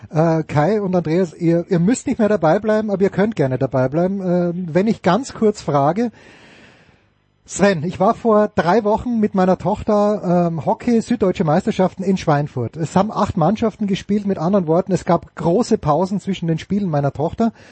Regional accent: Austria; dem ich als Österreicher natürlich sehr, sehr wohlwollend gegenüberstehe

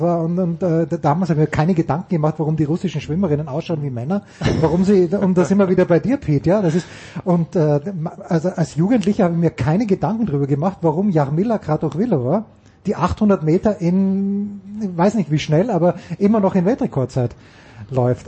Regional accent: Austria; moved away; ich bin ja Österreicher

